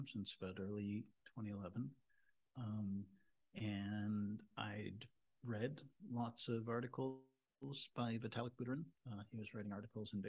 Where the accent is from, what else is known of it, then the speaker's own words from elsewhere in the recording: Toronto, Ontario, Canada; I'm from Toronto. I grew up in Toronto